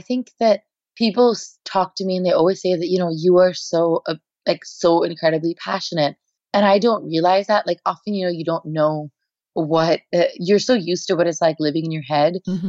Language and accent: English; India; moved away as an adult; now in United States; I am Indian at my core. I'm not Indian American.